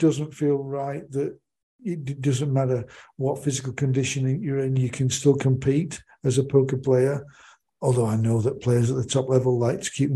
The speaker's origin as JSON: {"language": "English", "country": "United Kingdom", "tie": "born or raised there", "said": "growing up in the United Kingdom"}